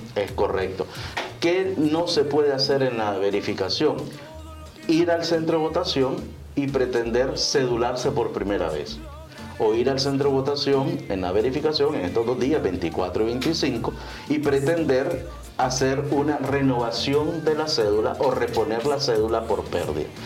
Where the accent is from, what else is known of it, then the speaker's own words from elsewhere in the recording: Nicaragua; como nicaragüenses